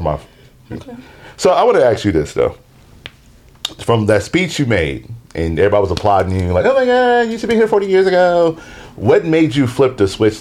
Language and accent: English; Seattle, Washington, United States; Born and raised in Seattle, Washington.